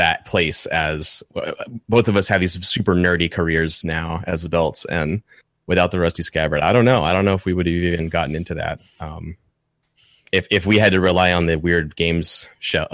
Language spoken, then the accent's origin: English; Lexington, Kentucky, United States; I grew up in Lexington, Kentucky, and it's a college town